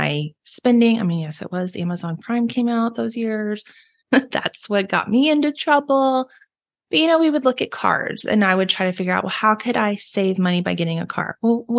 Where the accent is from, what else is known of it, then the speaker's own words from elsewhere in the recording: Texas, United States; I am also a Texan like Megan is.